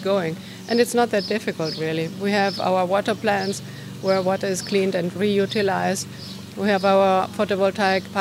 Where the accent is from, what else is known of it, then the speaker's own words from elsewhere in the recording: Barcelona, Catalonia, Spain; moved away as an adult; now in Ibiza, Spain; coming from a city, I was born in Barcelona